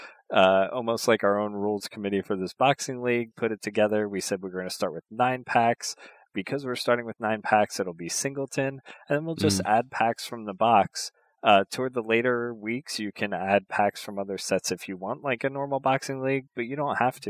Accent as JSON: {"language": "English", "area": "Philadelphia area", "region": "Pennsylvania", "country": "United States", "tie": "born or raised there", "said": "I grew up near the Philadelphia area here in the United States"}